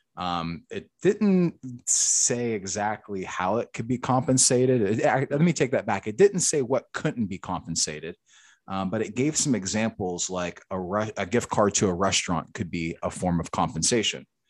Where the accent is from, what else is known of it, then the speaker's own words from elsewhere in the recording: St. Clairsville, Ohio, United States; moved away as an adult; also born or lived in Pittsburgh / Cincinnati; now in South Carolina, United States; growing up in the Ohio Valley, St. Clairsville